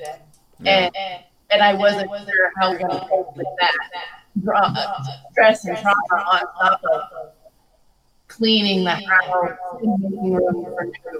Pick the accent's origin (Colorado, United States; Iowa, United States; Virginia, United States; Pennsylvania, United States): Colorado, United States; I was raised in Colorado.